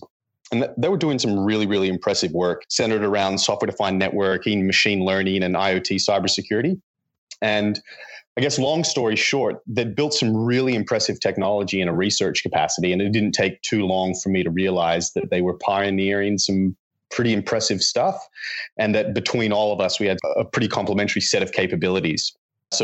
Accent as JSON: {"language": "English", "country": "Australia", "accent": "slight North American twang", "said": "I'm originally from Australia, but I was born with a dual citizenship between Australia and the United States. Cumulatively, I've spent the majority of my life in Australia, but as I'm sure you can probably tell, I've got a slight North American twang"}